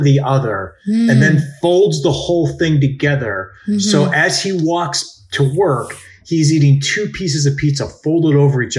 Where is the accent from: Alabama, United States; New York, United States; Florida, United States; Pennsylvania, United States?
New York, United States; And just as a New Yorker, I'm wondering what you think of this, especially because you've never seen this.